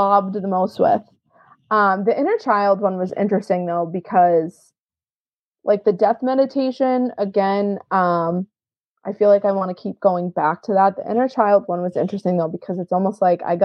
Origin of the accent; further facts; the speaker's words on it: Lawrence, United States; I grew up in Lawrence. I would ride my bike all over the city